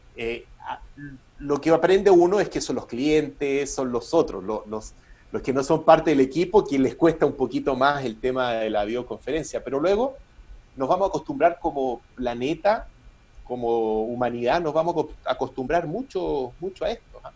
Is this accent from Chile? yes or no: yes; Chile